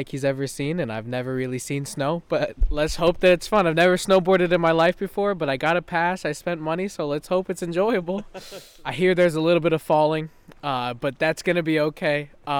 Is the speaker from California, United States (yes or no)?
yes; California, United States; I'm from California.